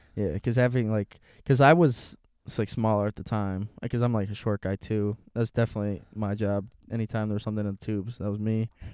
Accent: Aurora, United States; I'm from Aurora

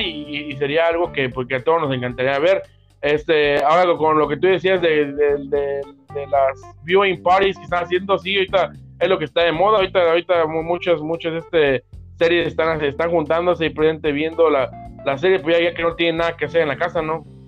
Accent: Mexico; uno siendo mexicano

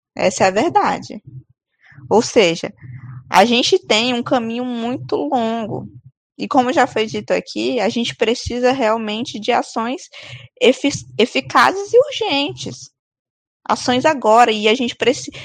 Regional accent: Amazon, Brazil; a nossa, né, a Amazônia

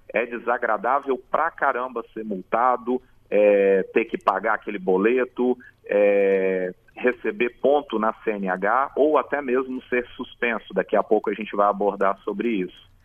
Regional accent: Jardim América, Espírito Santo, Brazil; Jardim América, a minha terra querida onde eu fui criado

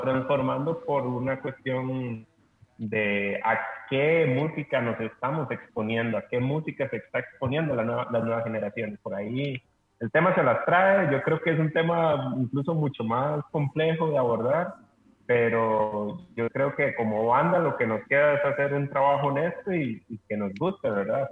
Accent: Costa Rica; nosotros como costarricenses, como, como parte de, de, esta, de este pedazo de tierra

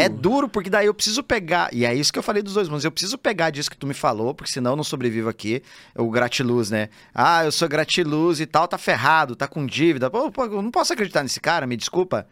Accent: Telêmaco Borba, Paraná, Brazil; moved away as an adult; eu decido sair lá da minha cidade, Telemaco Borba, no Paraná, interiorzão

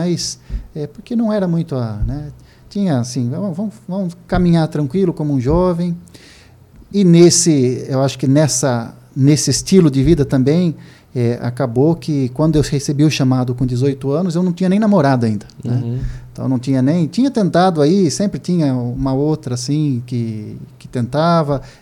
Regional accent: Piracicaba, São Paulo, Brazil; accent: Piracicaba (caipira); now in São Paulo, Brazil; Eu já tenho sotaque de Carpira, né? De Piracicaba, misturou com os anos que eu já estou na comunidade, morando em São Paulo.

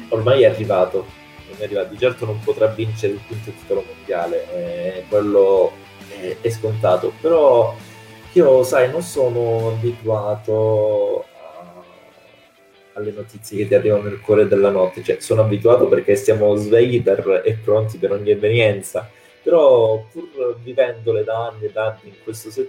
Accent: Calabria, Italy; io sono calabrese, siamo lì vicini

